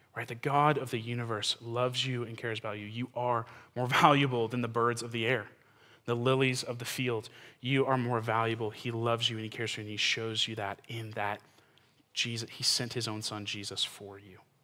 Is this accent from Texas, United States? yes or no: yes; Texas, United States; I'm from Texas